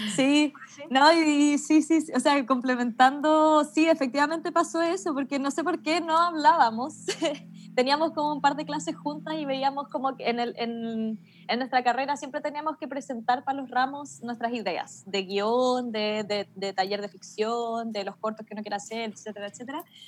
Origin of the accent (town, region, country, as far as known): Melipilla, Santiago Metropolitan Region, Chile